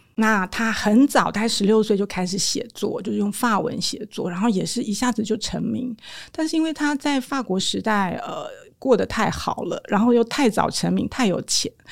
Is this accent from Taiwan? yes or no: yes; Taiwan; 我们台湾人会吃羊肉炉